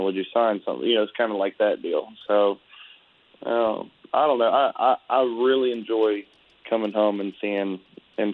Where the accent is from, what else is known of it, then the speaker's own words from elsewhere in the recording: Conroe, Texas, United States; moved away as an adult; also born or lived in Austin / Nashville; I'm in my hometown of Conroe, Texas.